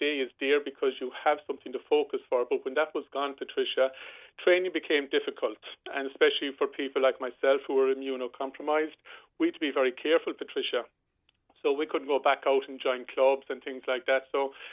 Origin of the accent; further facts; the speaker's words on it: Rosscarbery, Munster, Ireland; I grew up here in Roscarbery playing football